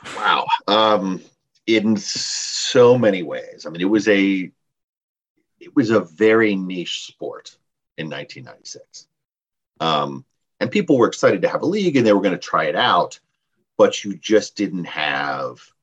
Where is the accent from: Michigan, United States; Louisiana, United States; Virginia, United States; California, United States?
Virginia, United States; Washington D.C. area, suburban Northern; I was raised here in the Washington D.C. area in suburban Northern Virginia, so about 30 minutes from the city.